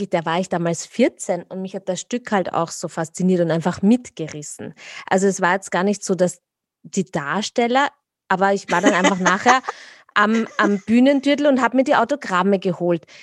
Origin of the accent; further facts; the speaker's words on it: Vienna, Austria; wo bist du denn geboren? In Wien.